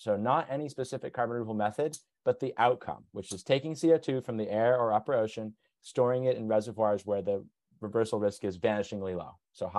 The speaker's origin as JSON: {"language": "English", "country": "United States", "also_born_or_lived": "Oxford, United Kingdom", "moved": "as an adult", "said": "as a American"}